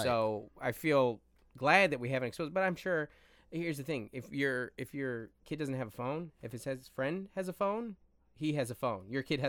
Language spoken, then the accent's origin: English; Seattle, Washington, United States; And when we grew up in Seattle